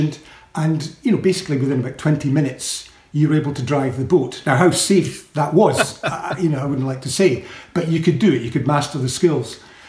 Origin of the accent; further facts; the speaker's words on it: Edinburgh, Scotland, United Kingdom; moved away as an adult; I came from Edinburgh, so a bit of a townie, really